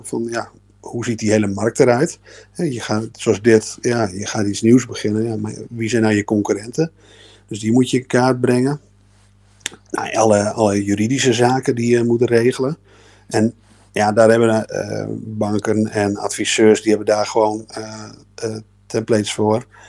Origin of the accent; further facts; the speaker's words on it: Groningen, Netherlands; ik kom uit Groningen